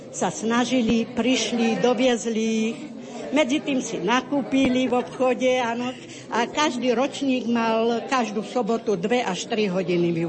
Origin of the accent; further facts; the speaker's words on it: Trstená, Žilina Region, Slovakia; moved away; also born or lived in Chicago, United States; pochádzam z Trstenej a 22 rokov som bola v USA, konkrétne v Chicagu, kde som 18 rokov učila slovenský jazyk deti slovenských emigrantov